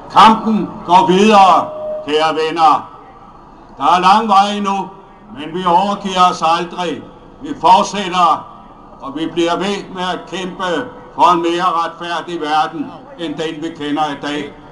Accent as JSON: {"language": "Danish", "country": "Denmark", "said": "Jeg kommer fra Danmark sammen med en række andre kammerater"}